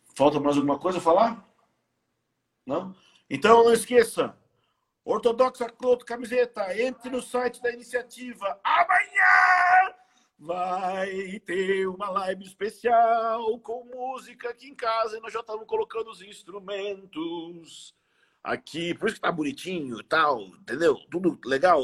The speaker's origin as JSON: {"language": "Portuguese", "country": "Brazil", "said": "eu sou brasileiro"}